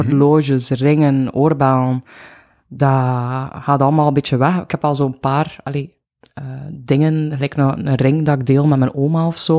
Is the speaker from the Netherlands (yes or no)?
no; Bruges, Flanders, Belgium; moved away as an adult; now in Ghent, Belgium; ik ben van Brugge. Ja. Eh, ik woon nu 14 jaar in Gent.